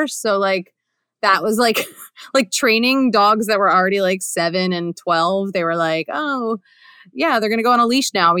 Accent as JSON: {"language": "English", "area": "the Main Line, suburbs outside of Philadelphia", "region": "Pennsylvania", "country": "United States", "tie": "born or raised there", "said": "I grew up in the suburbs outside of Philly. It's like a Jewy town"}